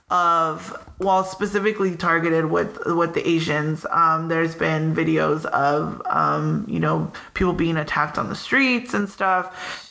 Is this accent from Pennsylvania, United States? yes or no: no; Pico Rivera, California, United States; where are you from?" And I'm like, "Pico